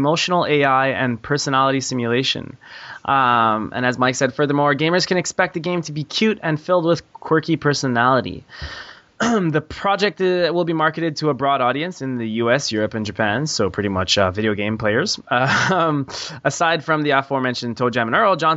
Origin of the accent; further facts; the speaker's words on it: Montreal, Quebec, Canada; I'm from Montreal